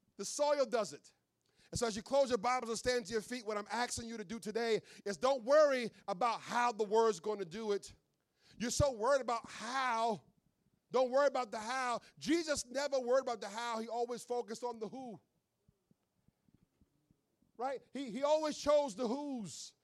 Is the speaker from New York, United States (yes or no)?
yes; New York, United States; now in Philadelphia, United States; I grew up in New York